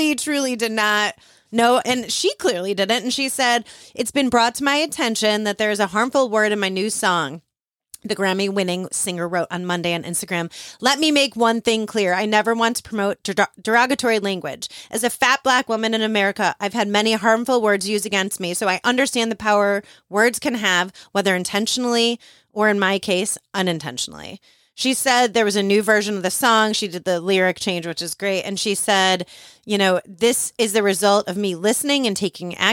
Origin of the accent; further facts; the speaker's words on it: Chicago, Illinois, United States; I grew up in Chicago, and John Hughes was basically from my hood in Chicago and used all the footage in the neighborhoods I grew up